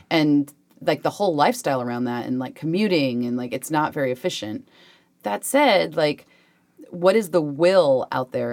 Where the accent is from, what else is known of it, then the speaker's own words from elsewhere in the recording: Spanaway, Washington, United States; also born or lived in South Hill, Washington; I grew up in South Hill and Spanaway